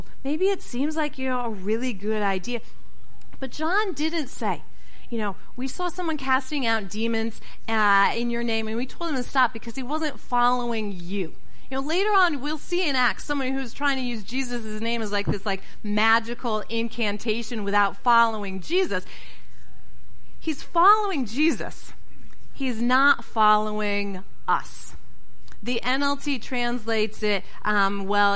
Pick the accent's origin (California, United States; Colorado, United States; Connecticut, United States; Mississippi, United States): Connecticut, United States; moved away; of my pastor from growing up in Connecticut